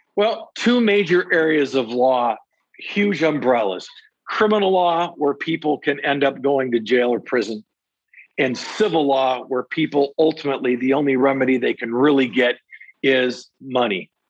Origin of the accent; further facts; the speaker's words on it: Saginaw, Michigan, United States; also born or lived in Three Rivers, Michigan / Van Wert, Ohio; now in Detroit, United States; settled in Saginaw, where really I went to uh, public schools in Saginaw Township there from kindergarten years all the way through my uh, high school graduation. So I consider myself in my hometown to be Saginaw